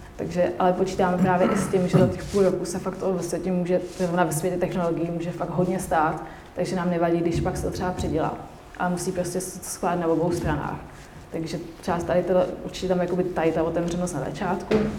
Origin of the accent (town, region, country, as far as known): Czechia